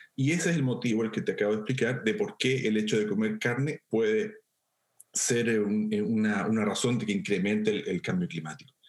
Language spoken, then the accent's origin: Spanish; central Chile, Chile; yo soy de Chile Central, una zona con mucha montaña y con muchos ríos. Yo crecí viendo ríos